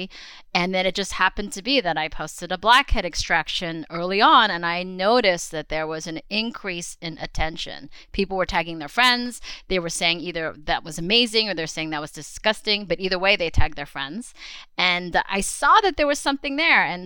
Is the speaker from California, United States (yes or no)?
yes; Los Angeles, California, United States; also born or lived in Queens, New York / Staten Island, New York; I was born in Queens. And I think we lived in Queens and Staten Island for about 5 years or so, but I would consider myself a California girl because I grew up really predominantly in Southern California in the LA area.